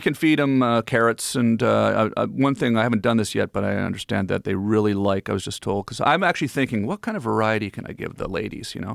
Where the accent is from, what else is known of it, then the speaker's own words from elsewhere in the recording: Ottawa, Ontario, Canada; moved away as an adult; also born or lived in Los Angeles; I'm from Ottawa, so I grew up, you know, the Parliament Hill